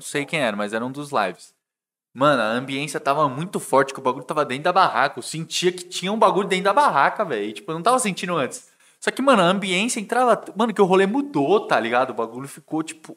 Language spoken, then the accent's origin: Portuguese; Brazil; a gente é brasileiro